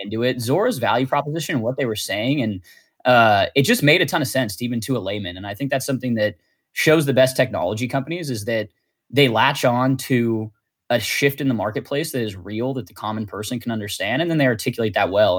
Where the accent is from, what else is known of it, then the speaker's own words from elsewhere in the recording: Martinez, California, United States; I am from Martinez, California, which is a pretty small town, about forty-five minutes from San Francisco